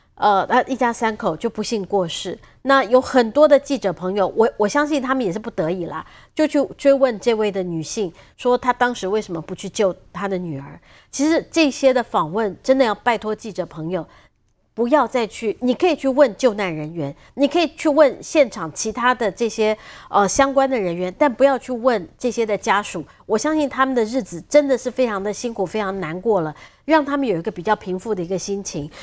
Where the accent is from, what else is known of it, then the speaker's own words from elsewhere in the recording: Taiwan; 作为一个台湾人，我们每一个人都有这个贡献